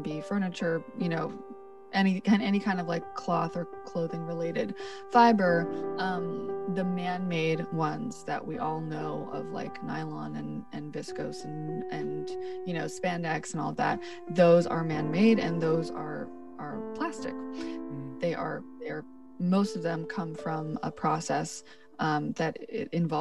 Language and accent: English; New York City, New York, United States; I'm born and raised in Brooklyn